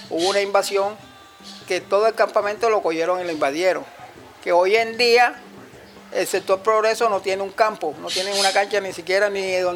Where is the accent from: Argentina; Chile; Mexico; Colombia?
Colombia; Cartagena, Bolívar; also born or lived in Manga, Cartagena; nací en Manga, vine aquí al barrio La Herrera a edad de dos años, me crié en el sector Estela. Del sector Estela, este, a los treinta y pico de años, es que llegué aquí al, Progreso y tengo 58 años.